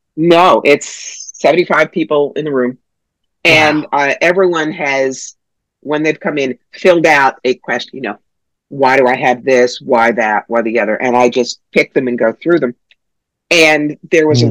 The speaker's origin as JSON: {"language": "English", "region": "New York", "country": "United States", "said": "I'm from New York"}